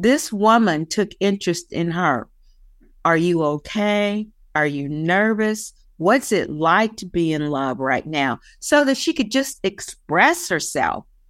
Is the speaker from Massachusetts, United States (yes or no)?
no; West Virginia, United States; moved away; Nobody wants to claim that they're from West Virginia